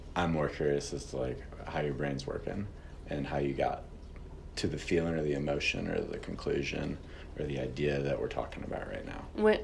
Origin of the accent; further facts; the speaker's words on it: St. Louis, Missouri, United States; now in Missoula, United States; I'm originally from St. Louis, Missouri.